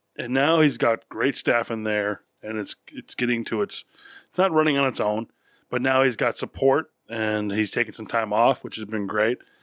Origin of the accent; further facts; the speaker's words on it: New York, United States; now in Texas, United States; I grew up partially in New York. But we came down here